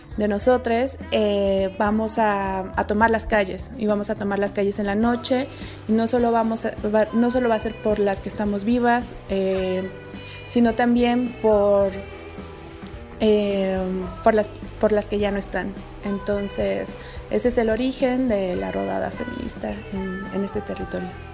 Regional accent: Mexico City, Mexico; now in San Cristóbal de las Casas, Mexico; personas de la ciudad, como es mi caso y, el tuyo, que venimos de la Ciudad de México

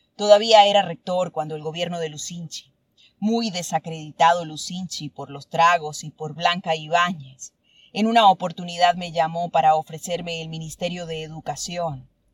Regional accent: Churuguara, Falcón, Venezuela; moved away; also born or lived in Caracas; Churguara. mi pueblo.

